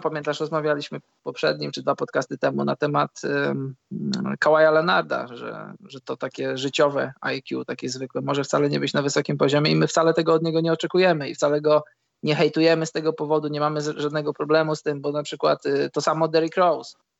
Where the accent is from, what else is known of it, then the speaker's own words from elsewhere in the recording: Poland; moved away; jestem z Polski